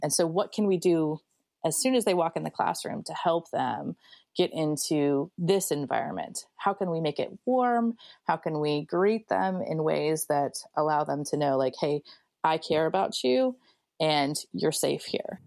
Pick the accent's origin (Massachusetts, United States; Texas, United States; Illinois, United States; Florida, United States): Illinois, United States; Springfield; my middle class life growing up in Springfield, Illinois